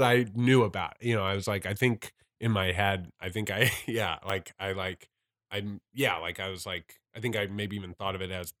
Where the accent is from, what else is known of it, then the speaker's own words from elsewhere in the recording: St. Louis, Missouri, United States; in St. Louis, where I grew up in St. Louis.